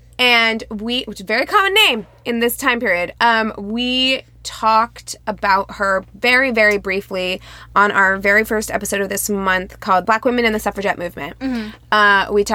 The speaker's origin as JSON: {"language": "English", "country": "United States", "said": "So yeah, I mean, we're just American."}